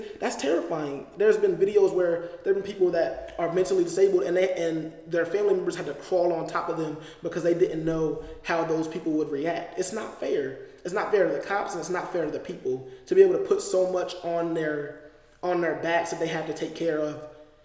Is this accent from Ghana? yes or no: no; Delaware, United States; moved away; I'm from Delaware